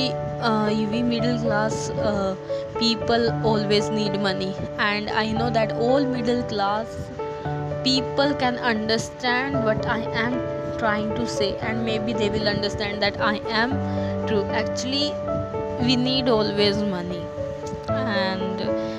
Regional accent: Haryana, India; I'm from Haryana

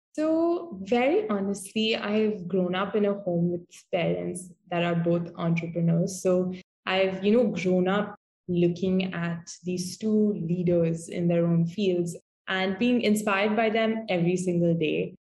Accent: Mumbai, Maharashtra, India; I'm from Mumbai

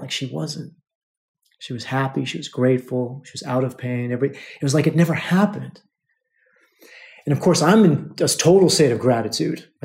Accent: United States; They don't know that we're American

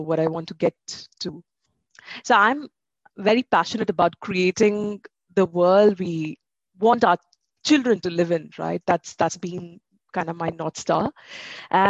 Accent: Bangalore, Karnataka, India; also born or lived in Ahmedabad; my hometown, which is in Bangalore

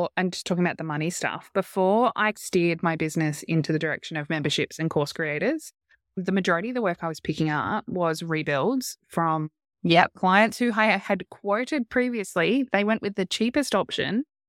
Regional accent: Australia; we're Australian.

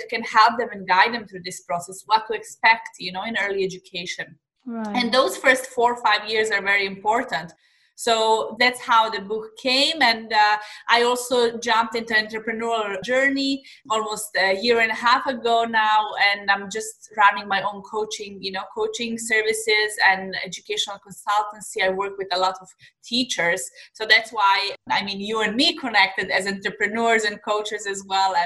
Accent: Serbia; moved away as an adult; now in Dubai, United Arab Emirates; I'm originally from Serbia. I'm living in Dubai in the last 4 years, but I'm originally from Serbia

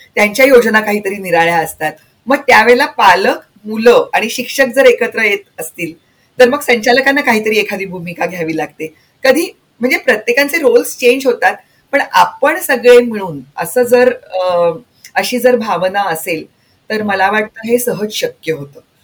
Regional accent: Marathwada, Maharashtra, India; माझं बालपण मराठवाड्यात गेलं

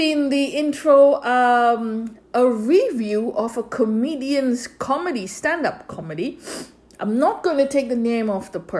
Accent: India; I'm Roman Catholic myself, born and brought up in India.

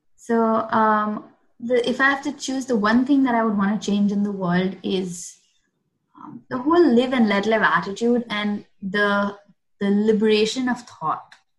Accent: Mumbai, Maharashtra, India; I grew up in South Bombay

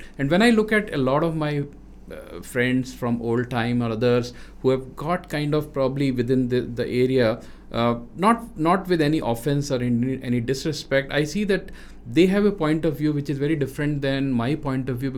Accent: Rajasthan, India; moved away as an adult; now in South India; as a North Indian who grew up in west of India in Rajasthan and then living in South now for last more than 25 years

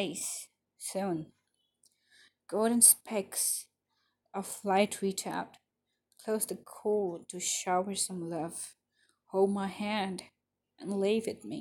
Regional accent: Ahmedabad, Gujarat, India; I'm from Ahmedabad, Gujarat.

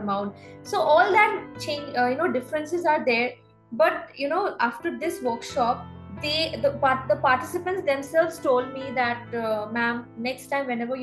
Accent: Guwahati, Assam, India; moved away as an adult; also born or lived in Bangalore; now in Mumbai, India; Guwahati, my hometown

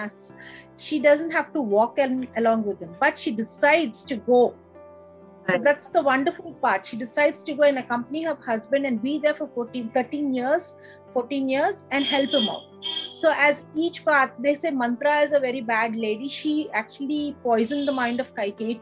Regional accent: Chennai, Tamil Nadu, India; now in Visakhapatnam, India; I was lucky enough to be born and brought up in Madras

